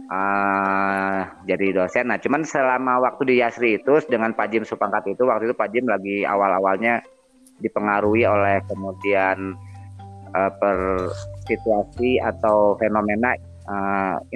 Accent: Bandung, West Java, Indonesia; ya udah kita pindah aja dari Jakarta ngapain juga ngurusin Jakarta jangan kita orang Bandung kan makanya

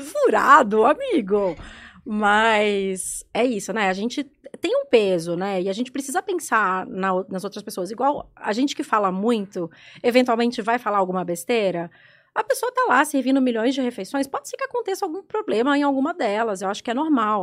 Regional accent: Belo Horizonte, Minas Gerais, Brazil; moved away as an adult; now in São Paulo, Brazil; eu sou de BH

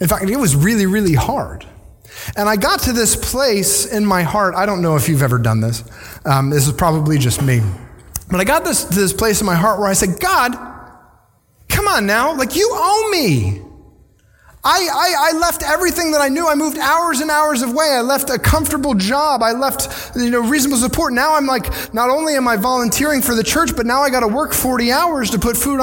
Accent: Virginia, United States; moved away as an adult; also born or lived in northern Indiana; now in Ocala, United States; Jesse and I grew up in Virginia on the coast

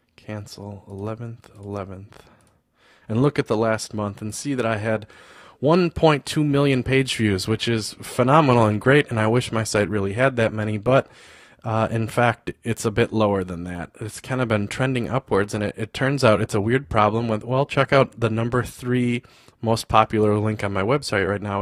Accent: United States; I'm from the States

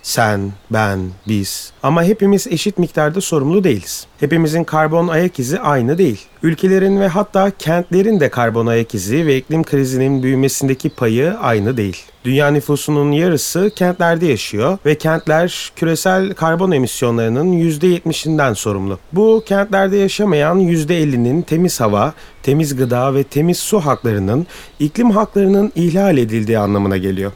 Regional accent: Turkey

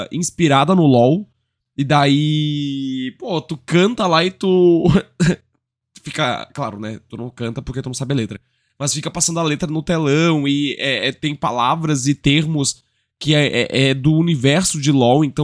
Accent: Rio Grande do Sul, Brazil; also born or lived in Northeast Brazil; eu sou gaúcho, né? Meu sotaque já foi todo pro brejo. Apesar de não ser de lá, pô, meu marido é nordestino, eu morei no Nordeste, né?

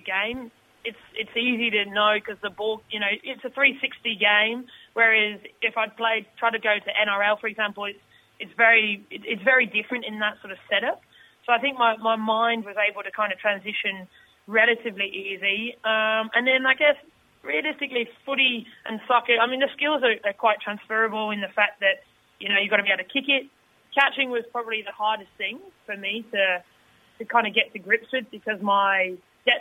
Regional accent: Stourport-on-Severn, West Midlands, United Kingdom; moved away as an adult; now in Sydney, Australia; growing up near Birmingham

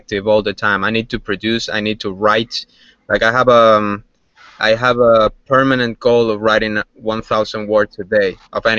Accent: Havana, Cuba; moved away; Growing up in Cuba

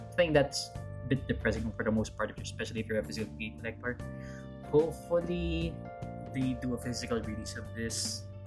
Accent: Philippines; I'm Filipino

